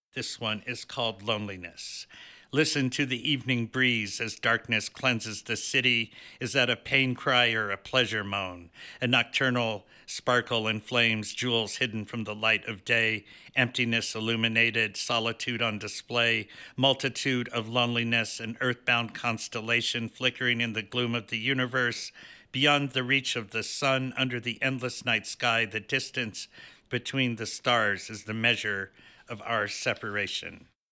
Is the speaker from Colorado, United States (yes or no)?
yes; Denver, Colorado, United States; I am actually from Denver